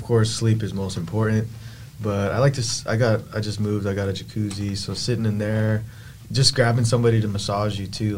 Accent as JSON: {"language": "English", "town": "Temecula", "region": "California", "country": "United States", "moved": "yes", "lives_now": "Arizona, United States", "said": "Yeah, I'm from California. I'm from Temecula."}